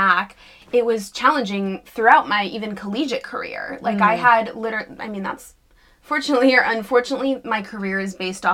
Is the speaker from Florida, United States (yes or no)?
no; New York City, New York, United States; So I grew up in New York City, luckily